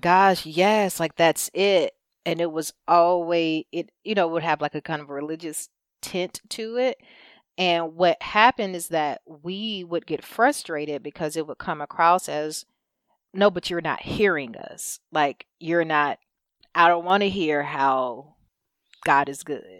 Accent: United States; we, as a culture, as an American culture

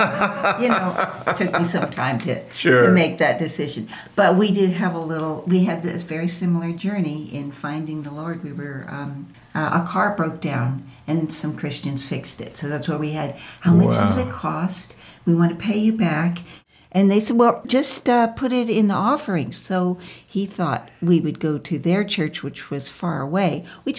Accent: San Francisco, California, United States; I grew up in San Francisco, and like he said, non-Christian home also.

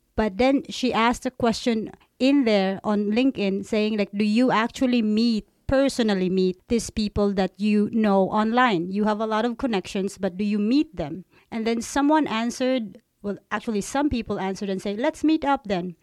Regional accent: Philippines; also born or lived in China; now in Aarhus, Denmark; I grew up in the Philippines

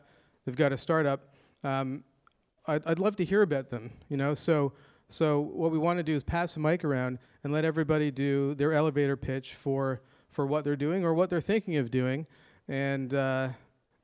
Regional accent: Toronto, Ontario, Canada; my hometown of Toronto, Canada

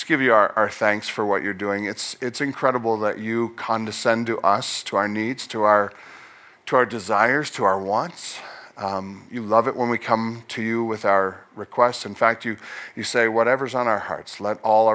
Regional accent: Nova Scotia, Canada; I was born in Nova Scotia.

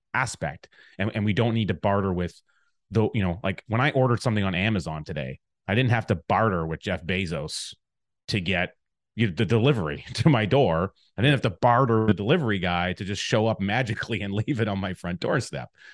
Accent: Alberta, Canada; now in Chilliwack, Canada; growing up in Alberta, in a small town in the Alberta area

